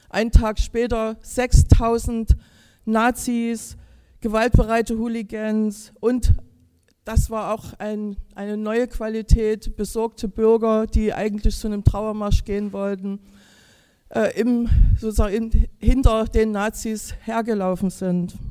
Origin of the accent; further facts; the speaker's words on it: Chemnitz, Saxony, Germany; Ja, wenn ich bisher im Ausland oder ein bisschen von meiner Heimat entfernt gesagt habe, dass ich aus Chemnitz komme, hat immer, haben die wenigsten gewusst, wo das liegt.